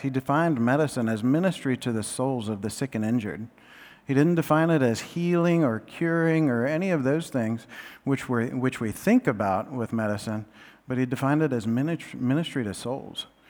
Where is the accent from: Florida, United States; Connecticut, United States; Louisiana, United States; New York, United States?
Florida, United States; Central; moved away; we're all from Central Florida